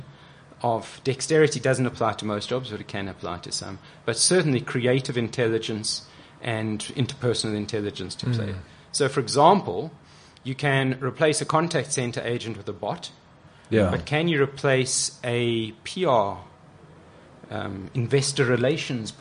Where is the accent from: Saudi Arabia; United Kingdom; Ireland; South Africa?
South Africa